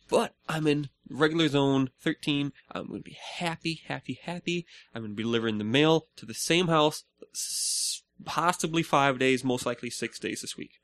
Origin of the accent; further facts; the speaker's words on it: Minnesota, United States; we're the land of ten thousand lakes.